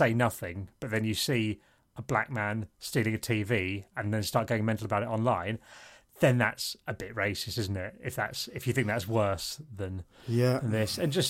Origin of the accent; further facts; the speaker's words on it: Isle of Sheppey, South East England, United Kingdom; moved away; where I grew up on the Isle of Sheppey, I remember that there was one black family out of 35,000 people